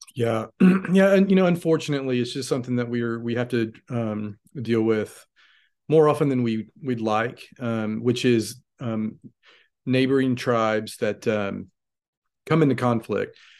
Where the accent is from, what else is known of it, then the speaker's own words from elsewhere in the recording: United States; as an American